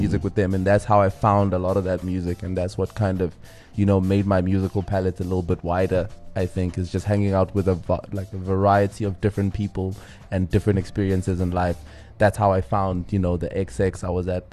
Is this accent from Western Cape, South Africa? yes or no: no; Johannesburg, Gauteng, South Africa; also born or lived in Windhoek; then we moved to Joburg when I was very, very young with my mother.